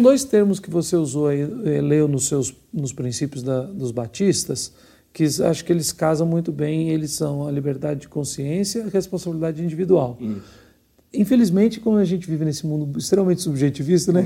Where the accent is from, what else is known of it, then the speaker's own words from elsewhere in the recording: Belo Horizonte, Minas Gerais, Brazil; eu sou de Belo Horizonte